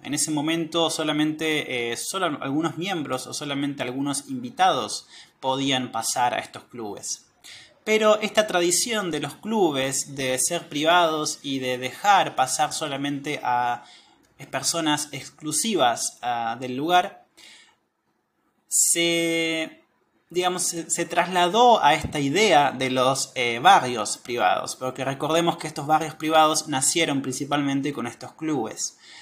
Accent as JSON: {"language": "Spanish", "region": "Patagonia", "country": "Argentina", "said": "soy de Argentina"}